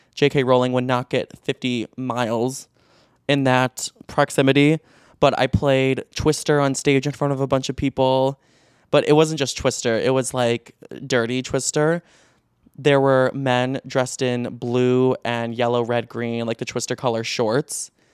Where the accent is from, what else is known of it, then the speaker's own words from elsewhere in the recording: Chicago, Illinois, United States; moved away as an adult; now in Los Angeles, United States; I grew up in Chicago, like in the southwest suburbs of Chicago.